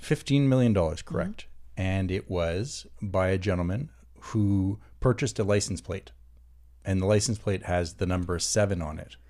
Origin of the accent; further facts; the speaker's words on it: Canada; I'm Canadian.